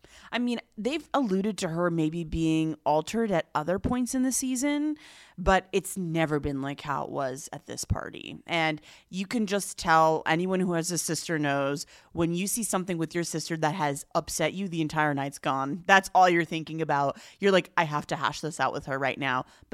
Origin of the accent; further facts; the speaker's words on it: United States; I'm just too American to have picked up on it, sadly.